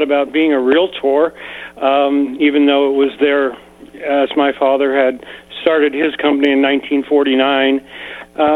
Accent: San Francisco, California, United States; also born or lived in Marin County; now in Nevada County, United States; I was raised in San Francisco and moved up here when we were 24 years old.

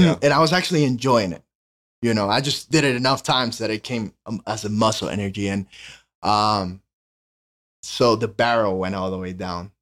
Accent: Honduras; English is a second language; moved away as an adult; now in United States; born and raised in Honduras. I came here to the States for college.

